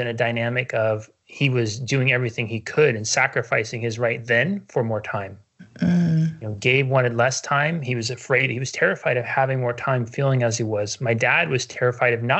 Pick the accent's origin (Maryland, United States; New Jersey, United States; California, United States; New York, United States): California, United States; Northern; moved away; I grew up in Northern California, and it has the big redwood trees